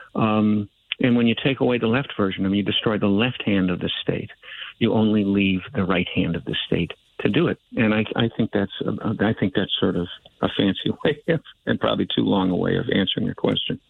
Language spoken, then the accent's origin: English; Chicago, Illinois, United States; also born or lived in Iowa; I'm a Chicagoan, but I've been in, back and forth in Iowa a whole bunch.